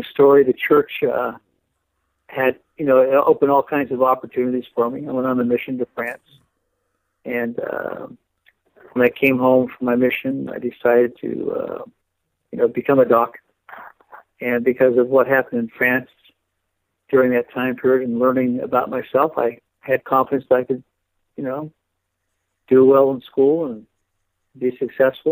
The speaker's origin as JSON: {"language": "English", "area": "Bay Area", "region": "Northern California", "country": "United States", "tie": "born or raised there", "said": "I grew up in the Bay Area in Northern California"}